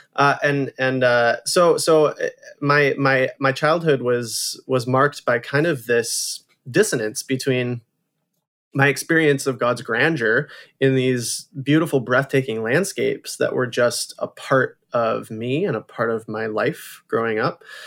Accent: Holland, Michigan, United States; I grew up in Holland, Michigan, which is a, a beautiful small town, um, on the shores of Lake Michigan

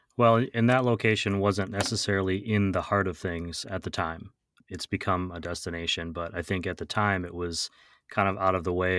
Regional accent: Wausau, Wisconsin, United States; moved away; I'm recording in my hometown of Wausau, Wisconsin this week.

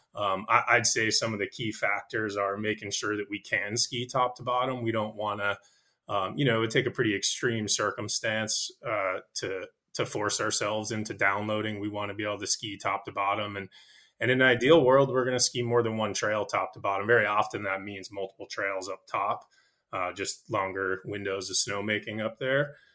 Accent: Nashua, New Hampshire, United States; I grew up in Nashua, New Hampshire

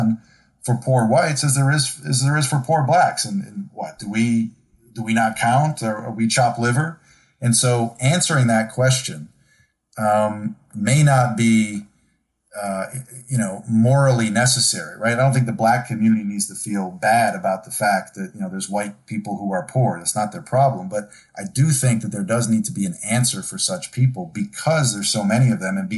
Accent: Buffalo, New York, United States; also born or lived in Syracuse; I grew up in Rust Belt, Buffalo, and Syracuse

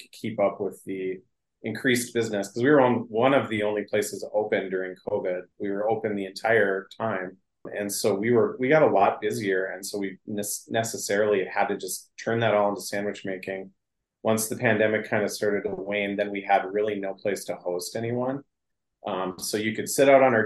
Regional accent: Northwest Wisconsin, United States; now in Duluth, United States; I'm from Northwest Wisconsin

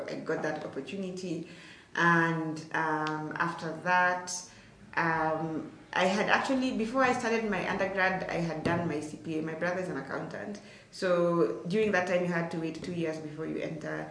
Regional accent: Turbo, Uasin Gishu County, Kenya; I come from Turbo. Turbo is like maybe, depending on how fast you're driving, like maybe, let's say 20 to, I'd say like 30 to like 40 minutes from Eldoret town.

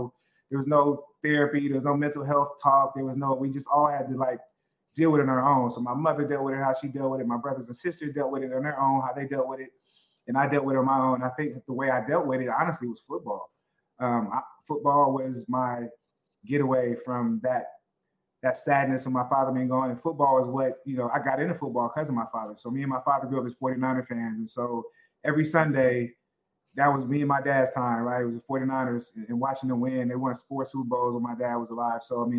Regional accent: Oakland, California, United States; also born or lived in Berkeley; I grew up in Oakland, went to high school and all my schooling in Berkeley. But I grew up and lived in Oakland, went to school in Berkeley. And so I'm a Bay Area kid all the way.

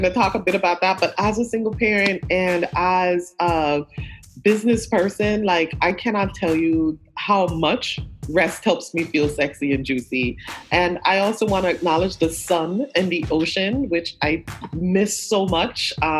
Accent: Brooklyn, New York, United States; I came to New York though at 14, so I do also recognize that I'm from Brooklyn. I feel like so much of who I am has been in this Flatbush neighborhood from the time of arrival in deeply community Caribbean Flatbush neighborhood.

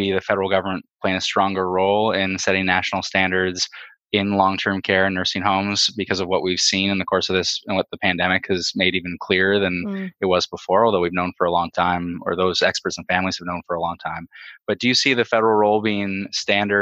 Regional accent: Toronto, Ontario, Canada; I'm from Beaches, East York here in Toronto.

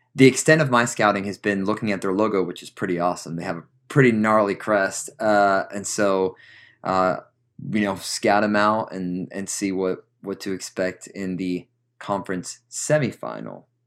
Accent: New Jersey, United States; moved away; I grew up in New Jersey.

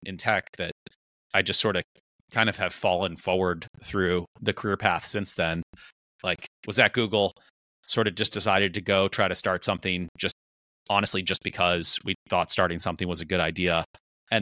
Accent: East Coast, United States; moved away; growing up on the East Coast

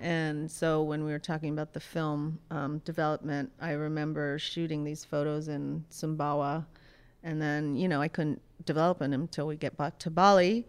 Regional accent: Pittsburgh, Pennsylvania, United States; moved away as an adult; also born or lived in Rhode Island; I grew up in Pittsburgh, Pennsylvania.

